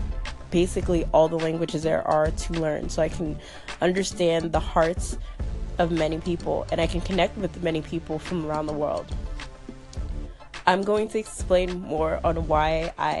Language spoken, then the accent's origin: English; United States; I'm American